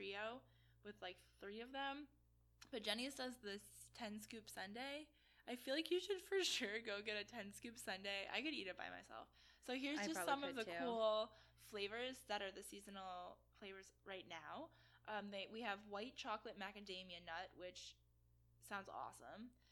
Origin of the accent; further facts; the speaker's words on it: Hudson Valley, New York, United States; my hometown. The corn comes from the Hudson Valley, which is in New York